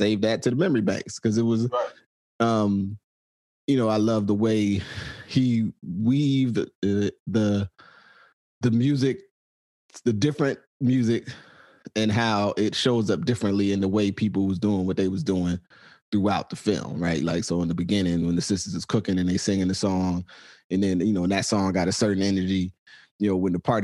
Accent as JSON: {"language": "English", "country": "United States", "said": "I'm from the States"}